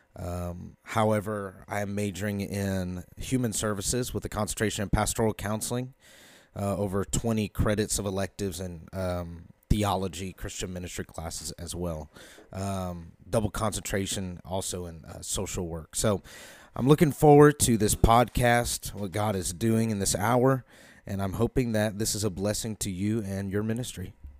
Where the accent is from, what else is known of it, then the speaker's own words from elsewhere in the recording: Carmel, Indiana, United States; I am from Carmel, Indiana, about twenty minutes north of Indianapolis.